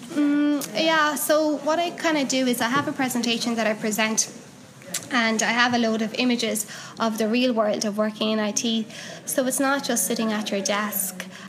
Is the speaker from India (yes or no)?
no; Cork, Munster, Ireland; now in Galway, Ireland; I'm from Cork, so um, I'm occasionally down in Cork